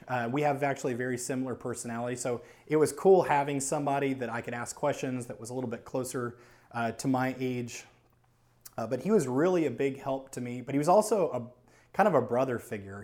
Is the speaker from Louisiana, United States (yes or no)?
yes; New Orleans, Louisiana, United States; moved away as an adult; I am from New Orleans, Louisiana. And I moved here in two thousand nine when I was about twenty-four, twenty-five